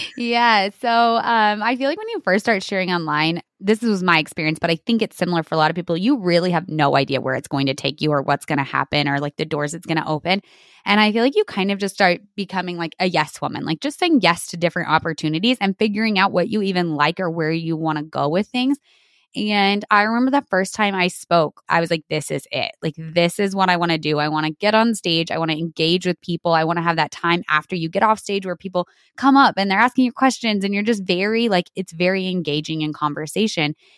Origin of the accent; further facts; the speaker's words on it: New Mexico, United States; I grew up on my family's dairy in New Mexico. So, born and raised in New Mexico in the Southwest